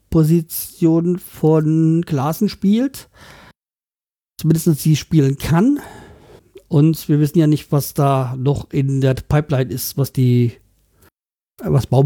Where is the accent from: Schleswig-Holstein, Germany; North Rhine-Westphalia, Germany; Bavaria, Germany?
Schleswig-Holstein, Germany; Kiel; Als gebürtiger Kieler verstehe ich das, dass man Bartels holen will.